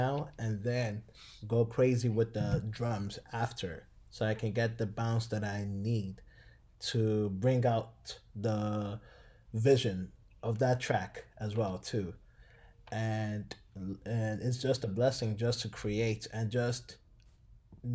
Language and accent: English; Nigeria; now in Dallas, United States; originally from Nigeria, currently living in Dallas, Texas.